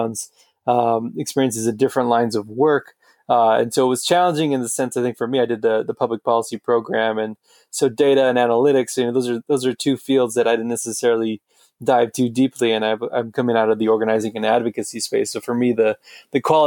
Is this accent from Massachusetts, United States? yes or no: no; Los Angeles, California, United States; moved away as an adult; also born or lived in Boston; So I'm originally from Los Angeles.